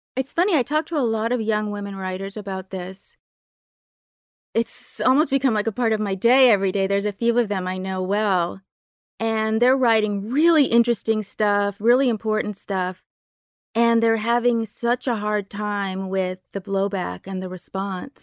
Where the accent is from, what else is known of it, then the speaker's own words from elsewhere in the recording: Berkeley, California, United States; I grew up in Berkeley, very lefty place